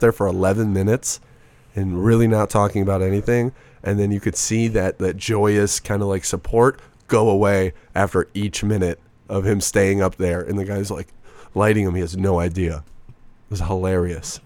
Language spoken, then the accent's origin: English; Racine, Wisconsin, United States; moved away as an adult; now in Phoenix, United States; born in a city called Racine, Wisconsin.